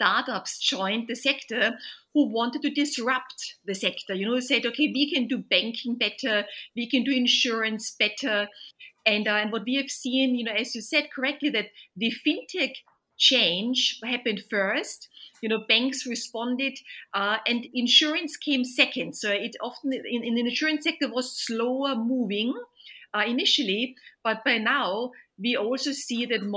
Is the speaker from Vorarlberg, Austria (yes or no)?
no; Vienna, Austria; moved away as an adult; now in London, United Kingdom; Originally, I'm from Vienna, from Austria. Moved to London more than 25 years ago.